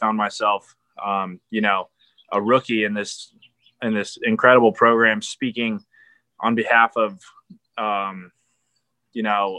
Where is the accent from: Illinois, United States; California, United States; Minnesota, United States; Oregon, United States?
California, United States; San Diego; You know, I'm coming from San Diego and military family, like there's always a goal of mine to go to the Naval Academy.